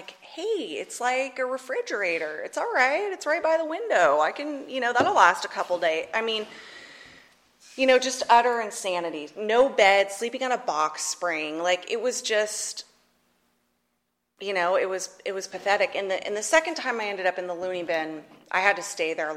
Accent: Northern California, United States; moved away as an adult; also born or lived in Atchison, Kansas; I grew up in Northern California.

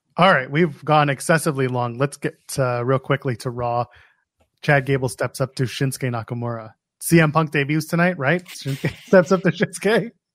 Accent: Canada; I, I'm Canadian

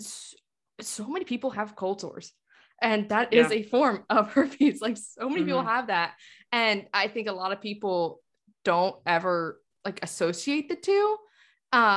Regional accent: North Carolina, United States; I was raised in North Carolina

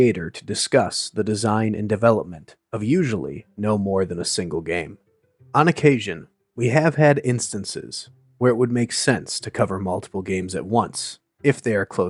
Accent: Midwest, United States; moved away; being originally from the Midwest myself as well

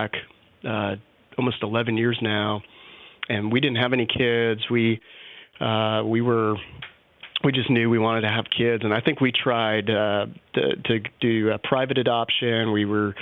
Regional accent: Vancouver, British Columbia, Canada; also born or lived in North Carolina; now in Austin, United States; I'm originally from Vancouver, Canada

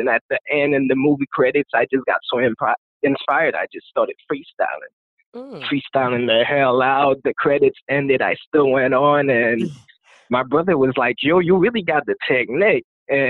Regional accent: Haiti; first language Haitian Creole; English is a second language; now in United States; I was raised and I grew up in Haiti.

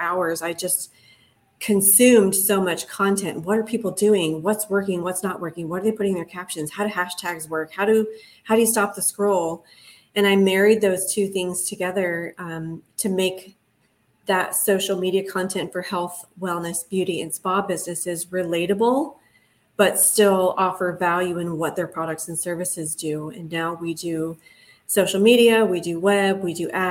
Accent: Ohio, United States; moved away as an adult; now in Los Angeles, United States; I'm originally from Ohio. I moved out to LA probably 13 years ago as a traveling physical therapist

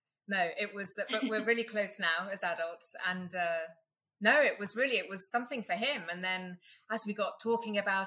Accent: England, United Kingdom; now in Katy, Texas, United States; as you can hear, I'm from England

